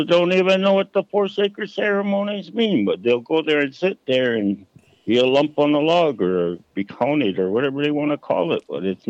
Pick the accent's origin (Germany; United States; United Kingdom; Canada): Canada; Six Nations, Ontario; So I'm a Cayuga from Six Nations, mm-hmm. really, actually.